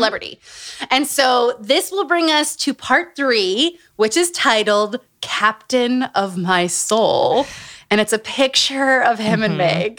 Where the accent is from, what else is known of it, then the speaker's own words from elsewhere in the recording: Utah, United States; Growing up in Utah. Growing up around cults.